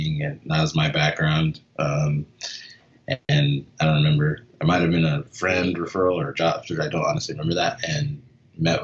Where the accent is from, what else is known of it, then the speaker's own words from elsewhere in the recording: Phoenix, Arizona, United States; I grew up in Phoenix. So always been in Phoenix, always been in the city